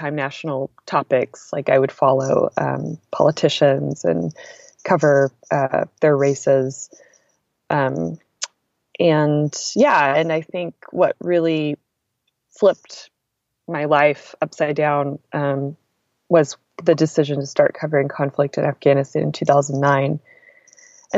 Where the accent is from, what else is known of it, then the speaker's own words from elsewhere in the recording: Texas, United States; moved away as an adult; also born or lived in Turkey / Iraq; I grew up in Texas